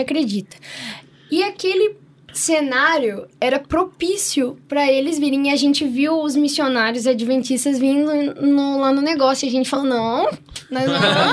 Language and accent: Portuguese; Paraná, Brazil; a gente é paranaense